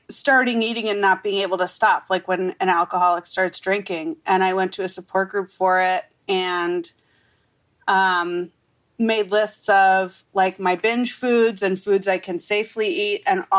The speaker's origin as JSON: {"language": "English", "region": "Wisconsin", "country": "United States", "moved": "yes", "lives_now": "Los Angeles, United States", "said": "But I'm from Wisconsin"}